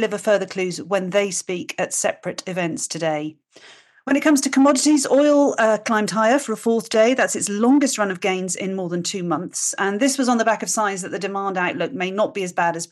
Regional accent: United Kingdom; being British

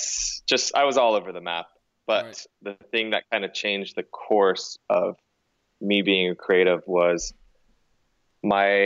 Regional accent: California, United States; also born or lived in New York; move back home because we're both from California.

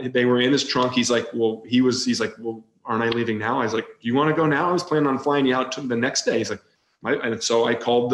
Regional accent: Rochester, Michigan, United States; I grew up in Rochester, Michigan

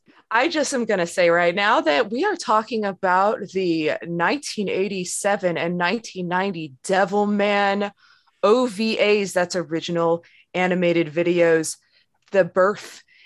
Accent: Ontario, Canada; actually both … and this guest is we're both from Ontario

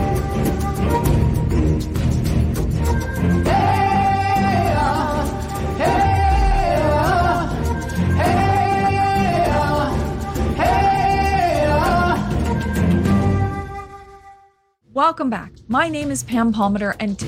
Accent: Eel River Bar First Nation, New Brunswick, Canada; I'm from Eel River Bar First Nation

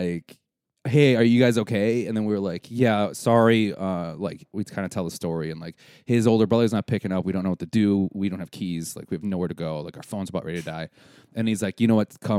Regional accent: Wisconsin, United States; we're from Wisconsin

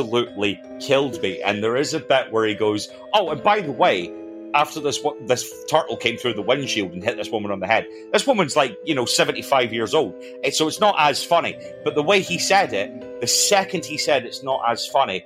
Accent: Scotland, United Kingdom; I am Scottish, mostly because I come from Scotland.

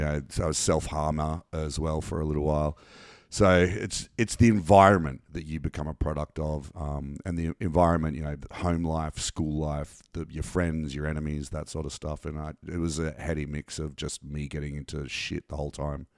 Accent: Canberra, Australian Capital Territory, Australia; we grew up in Canberra

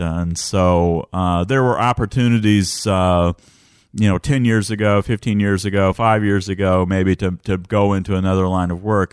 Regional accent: west side of the Wabash near Vincennes, Illinois, United States; also born or lived in Bloomington, Indiana; Illinois, but almost Indiana. Uh, grew up on the west side of the Wabash

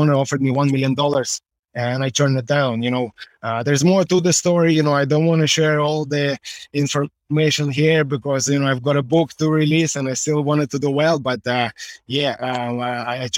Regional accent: Russia; now in Ireland; Born in Russia, forged in Ireland

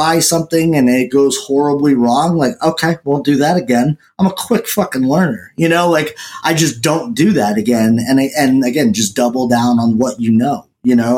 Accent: New England, United States; I'm from New England

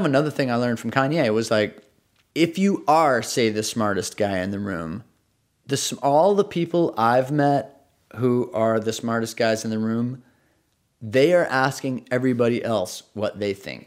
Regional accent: Socorro, New Mexico, United States; moved away; I grew up in Socorro, New Mexico, which is a pretty small town of, of like 10,000 people.

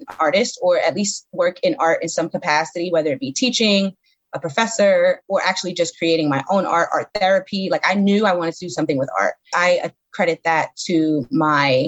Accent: New York City, New York, United States; moved away as an adult; now in Camden, United States; I'm from Bedford-Stuyvesant. You know, when I was growing up, Bed-Stuy was not the best place to be growing up.

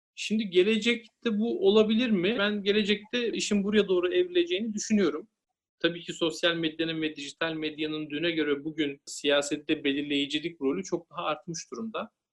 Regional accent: Denizli, Turkey; ben Denizliliyim. Aslen de yürüyüm.

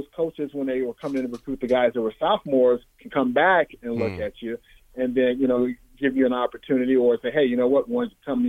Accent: Chicago, Illinois, United States; I'm from Chicago

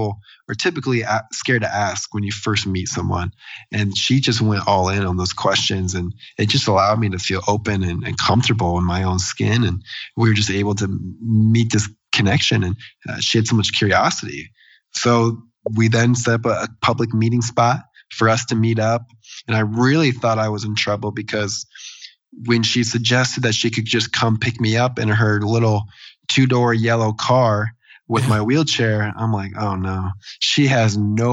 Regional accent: Des Moines, Iowa, United States; my hometown in Des Moines, Iowa

